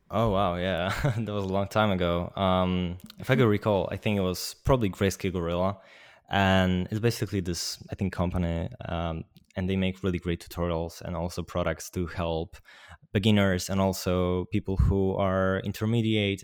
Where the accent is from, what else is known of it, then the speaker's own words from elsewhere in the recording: Poland; I'm from Poland.